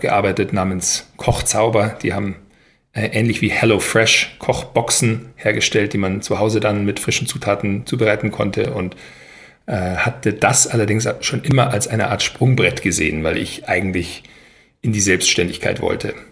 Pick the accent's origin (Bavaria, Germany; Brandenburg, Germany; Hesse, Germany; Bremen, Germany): Bavaria, Germany; Weilheim; moved away as an adult; also born or lived in United States / Paris / Berlin; Ich bin ja aufgewachsen in Weilheim in Oberbayern